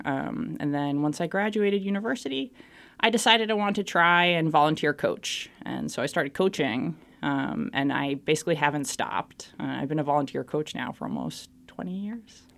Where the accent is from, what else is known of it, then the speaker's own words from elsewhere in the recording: Boston, Massachusetts, United States; moved away as an adult; I'm from Boston, Massachusetts, in the United States. Uh, born and raised there, lived and worked my entire life there